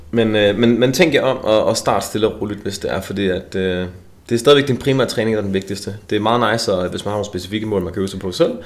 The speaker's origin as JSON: {"language": "Danish", "town": "Esbjerg", "region": "Southern Denmark", "country": "Denmark", "said": "Jeg er jo fra Esbjerg"}